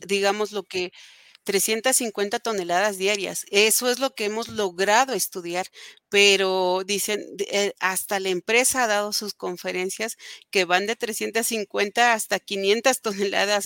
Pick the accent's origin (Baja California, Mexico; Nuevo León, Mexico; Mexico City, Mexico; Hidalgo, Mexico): Hidalgo, Mexico; Atitalaquia; somos parte del Estado y ellos son los responsables de lo que está pasando aquí en Atitalaquia